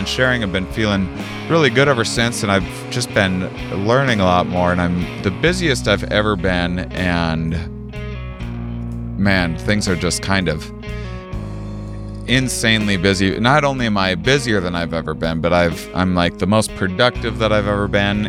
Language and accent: English; La Crosse, Wisconsin, United States; University of Wisconsin La Crosse in my hometown